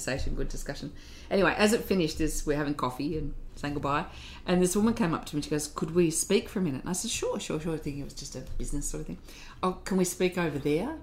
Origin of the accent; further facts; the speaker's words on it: Wollongong, New South Wales, Australia; growing up in Wollongong and being surrounded by unions your whole life